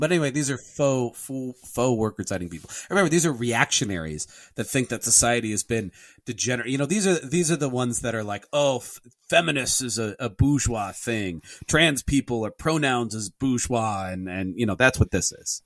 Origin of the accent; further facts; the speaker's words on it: United States; as an American Catholic